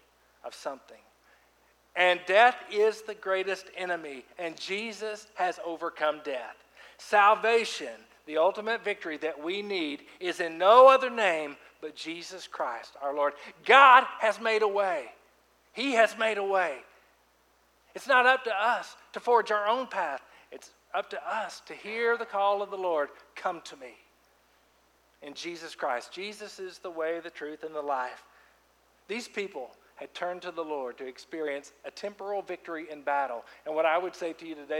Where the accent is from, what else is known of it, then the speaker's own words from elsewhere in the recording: Fort Smith, Arkansas, United States; moved away as an adult; my hometown, Fort Smith, Arkansas, ran around there for 15 years of my life. And you know, I've been gone since college